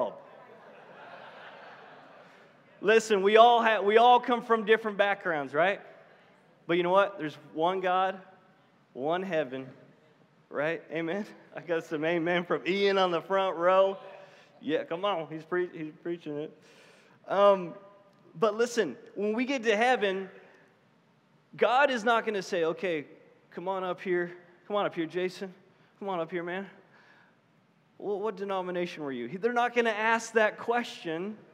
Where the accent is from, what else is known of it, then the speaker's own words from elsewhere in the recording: Canada; moved away; I'm from Canada